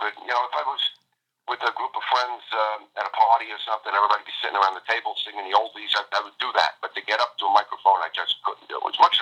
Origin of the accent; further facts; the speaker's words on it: New York City, New York, United States; moved away as an adult; also born or lived in Bronx, New York / Central New Jersey; now in New Jersey, United States; I'm originally from East Harlem, New York, and then moved to the Bronx. And then when I got married, I moved to New Jersey. I've been here 36 years.